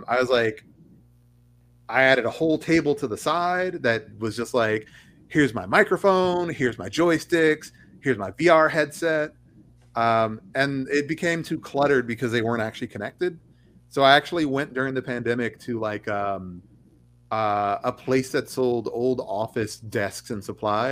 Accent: Oklahoma, United States; moved away; also born or lived in Texas; I grew up in Oklahoma, and Oklahoma is in the Bible Belt

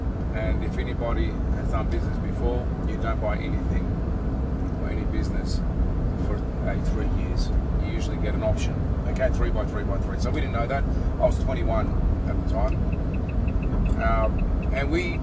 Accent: Sydney, New South Wales, Australia; also born or lived in Melbourne, Australia; I was born in Melbourne and was moved out of Melbourne at the age of 11 to live in Sydney.

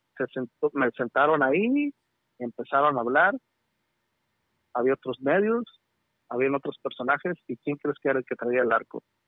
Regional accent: Nayarit, Mexico; also born or lived in California; now in United States; yo soy de Nayarit.

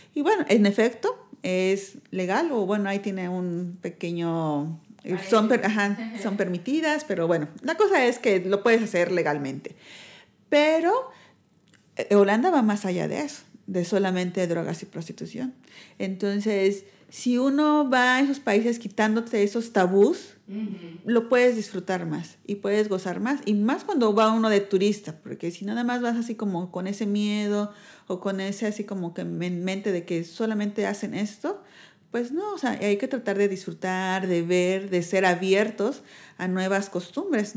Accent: Mexico; moved away as an adult; now in Netherlands; somos los mexicanos y los holandeses, tenemos una cultura muy diferente, nosotros tendemos a ser muy amistosos

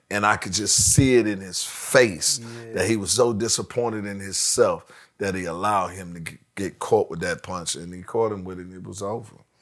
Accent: Washington, District of Columbia, United States; I'm from Washington D.C.

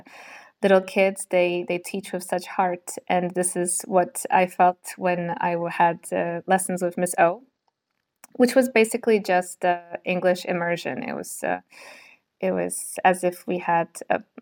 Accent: Poland; English is a second language; also born or lived in Singapore; my story begins when I was six months old and I moved to Singapore. And we moved there for six years. And then I came back to Poland, uh, went here for uh, one and a half years.

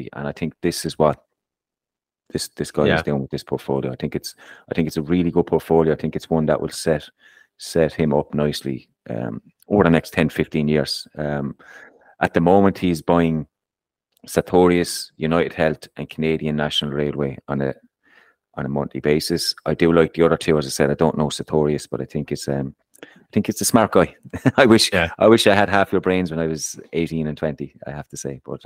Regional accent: Ireland; I'm Irish

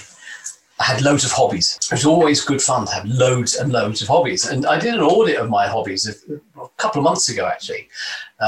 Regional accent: London, United Kingdom; moved away; I was born and raised in London, in the East End, in pretty much poverty, actually.

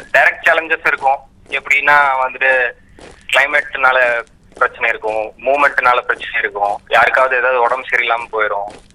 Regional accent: Erode, Tamil Nadu, India; now in Tiruchirappalli, India; ஈரோட்ல பிறந்தேன் என்னோட ஸ்கூலிங் ஃபுல்லாவே தமிழ்நாட்டில் தான் இருந்துச்சுங்க

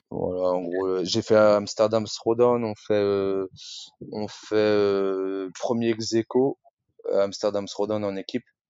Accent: Rennes, Brittany, France; moved away as an adult; now in Paris, France; à la base, je suis originaire de Rennes et je vis à Paris maintenant depuis 10 ans.

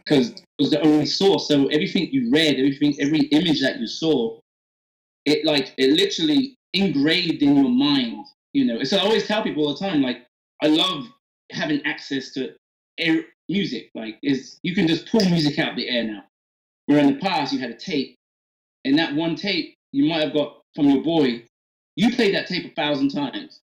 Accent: Oxford, South East England, United Kingdom; also born or lived in Atlanta, United States; now in Nashville, United States; growing up in England

